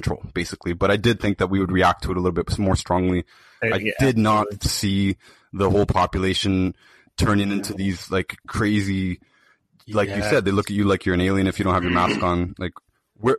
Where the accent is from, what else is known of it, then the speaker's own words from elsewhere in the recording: Toronto, Ontario, Canada; I'm from Toronto